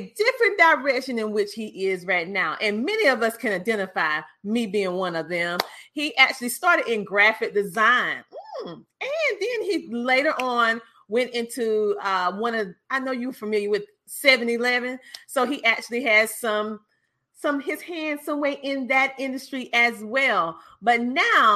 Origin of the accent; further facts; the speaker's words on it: the South, United States; growing up in the South